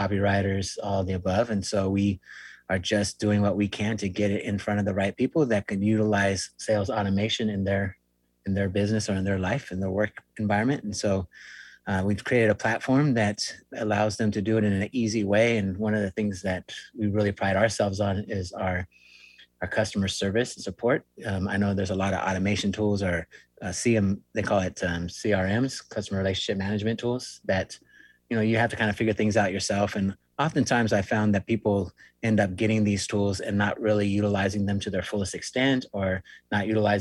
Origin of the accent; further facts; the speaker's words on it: Long Beach, California, United States; moved away as an adult; I am actually originally from Southern California. That's where I spent the majority of my life, over near in Long Beach, near Huntington Beach, Seal Beach, that kind of area